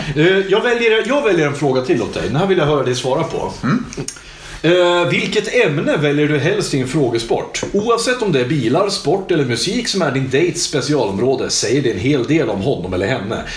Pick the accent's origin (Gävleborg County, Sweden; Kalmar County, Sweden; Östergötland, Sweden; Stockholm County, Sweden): Gävleborg County, Sweden; Hudiksvall; Hudiksvall där jag kommer ifrån